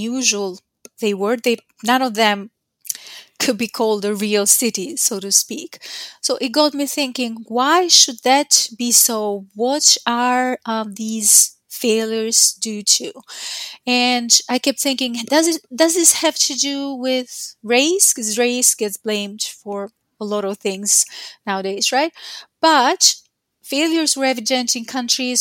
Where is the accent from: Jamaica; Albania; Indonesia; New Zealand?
Albania; now in Queensland, Australia; I work at the University of Queensland in Australia, but that's not where I'm originally from. I come from Albania